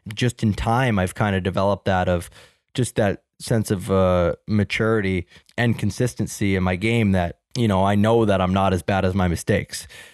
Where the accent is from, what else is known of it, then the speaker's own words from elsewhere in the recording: Toronto, Ontario, Canada; Where I grew up in Markland in Etobicoke